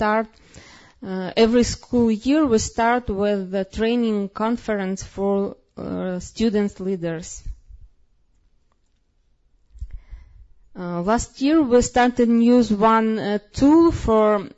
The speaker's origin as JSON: {"language": "English", "country": "Ukraine", "tie": "born or raised there", "said": "I was born in Soviet Union"}